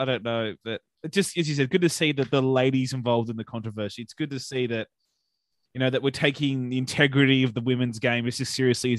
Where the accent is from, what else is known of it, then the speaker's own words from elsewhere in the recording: Bega, New South Wales, Australia; now in Sydney, Australia; We grew up together on the far south coast. I'm from Bega and he's from Tathra. I probably said that wrong, but we went to the same high school before we moved up to Sydney.